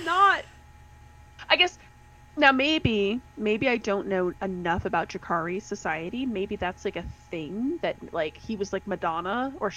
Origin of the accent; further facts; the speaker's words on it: United States; we're from Colorado and Texas